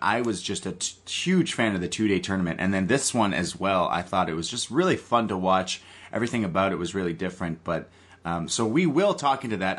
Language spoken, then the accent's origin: English; Canada; I am a Canadian